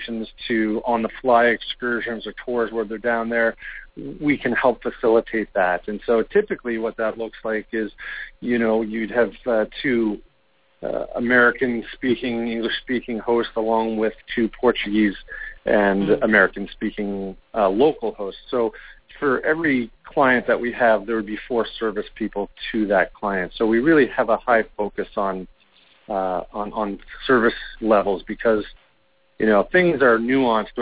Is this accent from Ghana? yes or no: no; Canada; accent: Canadian; my Canadian accent